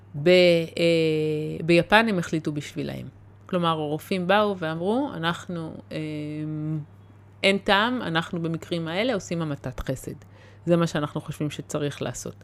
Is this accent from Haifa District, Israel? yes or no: yes; the Krayot, Haifa District, Israel; גדלתי בקריות